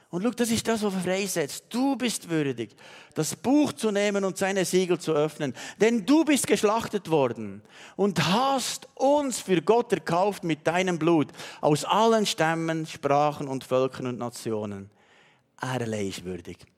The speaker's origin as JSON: {"language": "German", "country": "Switzerland", "said": "Und weißt, du, manchmal sind wir Schweizer so, denken wir, ja, das, das hat er noch so nebenbei gemacht."}